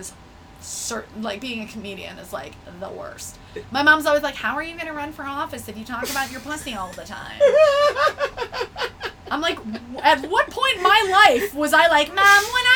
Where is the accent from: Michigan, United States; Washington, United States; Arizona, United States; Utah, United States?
Michigan, United States; moved away; I'm from Michigan